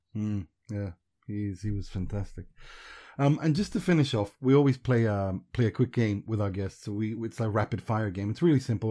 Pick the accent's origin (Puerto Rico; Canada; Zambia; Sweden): Sweden; also born or lived in Iran; I'm a refugee from Iran, and we grew up in Sweden.